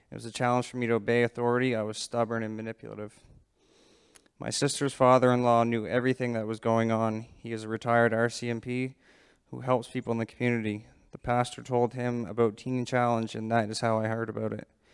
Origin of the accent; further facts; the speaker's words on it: Digby, Nova Scotia, Canada; I'm from Digby, Nova Scotia